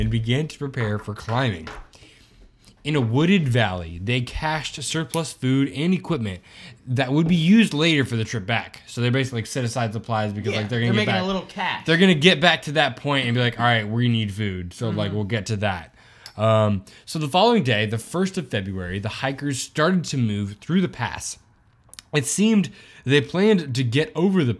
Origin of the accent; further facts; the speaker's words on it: Midwest, United States; I grew up in the Midwest.